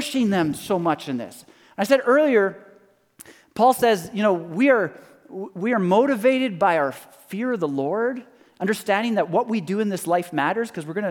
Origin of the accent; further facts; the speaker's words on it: Canada; I'm Canadian